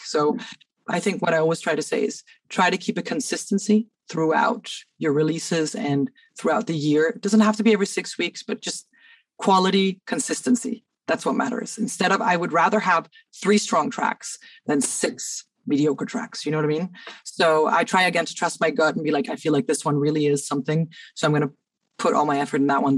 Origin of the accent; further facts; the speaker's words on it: Cairo, Cairo Governorate, Egypt; moved away as an adult; now in Denmark; I grew up in Cairo, but I moved here